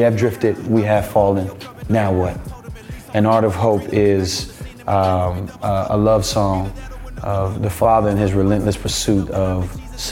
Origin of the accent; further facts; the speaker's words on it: United States; as an American